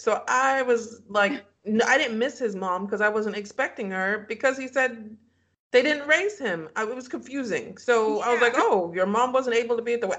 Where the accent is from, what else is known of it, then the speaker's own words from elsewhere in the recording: Nigeria; we're Nigerians